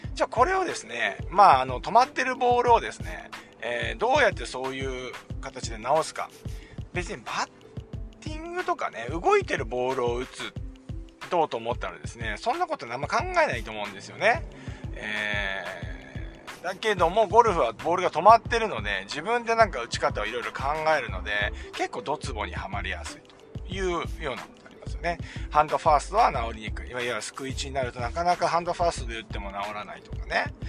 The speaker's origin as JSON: {"language": "Japanese", "region": "Chiba", "country": "Japan", "tie": "born or raised there", "said": "地元千葉でのブリヂストンオープン袖ヶ浦です地元ですからね"}